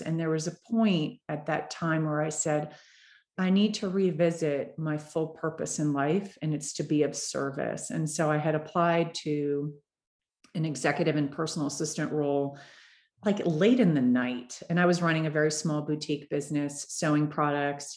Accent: Florida, United States; now in Denver, United States; I'm from Florida

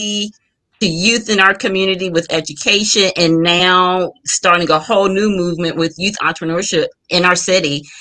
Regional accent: Warren, Ohio, United States; I'm from Warren originally, like 3rd Street Warren.

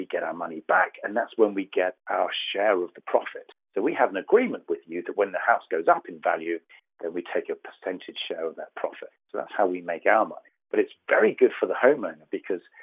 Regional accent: United Kingdom; accent: deep southern; moved away as an adult; now in Southern California, United States; As you can tell from my deep southern accent, I was born in the United Kingdom and I moved over here about 4 years ago.

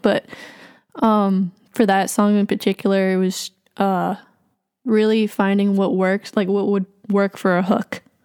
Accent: Boston, Massachusetts, United States; also born or lived in Jackson, Mississippi / New Orleans / New York; I grew up in, like, around Boston

